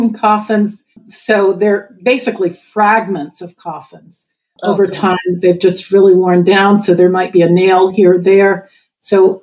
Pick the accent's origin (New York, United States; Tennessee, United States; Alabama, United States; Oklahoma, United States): Oklahoma, United States; my people are from Oklahoma. I was born in Oklahoma